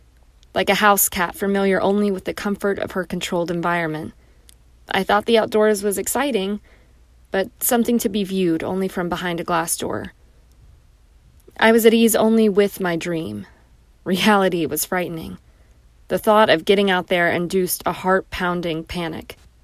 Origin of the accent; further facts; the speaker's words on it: Bucharest, Romania; English is a second language; I grew up in Bucharest, Romania, a city girl in a communist nation, where horses could be seen and touched only at the zoo.